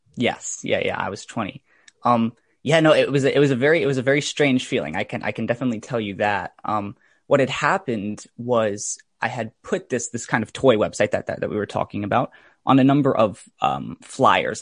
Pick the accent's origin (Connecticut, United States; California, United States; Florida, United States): Connecticut, United States; Fairfield County; I grew up in, uh, Fairfield County in, in Connecticut, and I've actually lived there my whole life